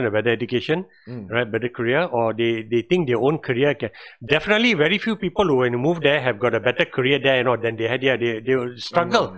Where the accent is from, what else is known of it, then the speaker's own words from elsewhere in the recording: Penang, Malaysia; I grew up in Penang